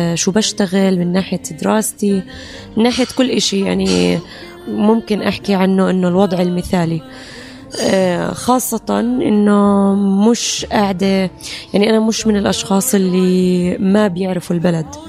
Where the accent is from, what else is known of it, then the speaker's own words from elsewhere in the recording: Jordan; أنا جنسيتي الأردنية مضمونة وموجودة وأنا أردنية في جميع الأحوال